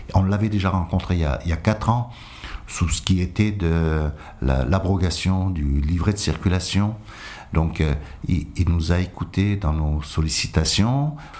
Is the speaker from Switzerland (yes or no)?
no; France; also born or lived in Toulon; nous sommes français depuis, depuis l'arrivée de, nos grands-parents.